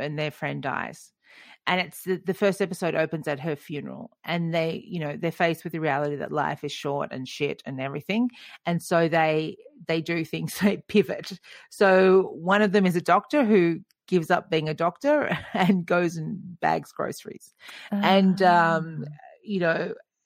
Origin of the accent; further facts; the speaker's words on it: Wollongong, New South Wales, Australia; moved away; I grew up in Wollongong on the south coast of New South Wales